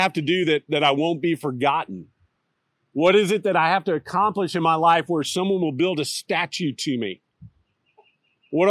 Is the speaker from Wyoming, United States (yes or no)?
no; Austin, Texas, United States; now in Fayetteville, United States; As a kid growing up in Austin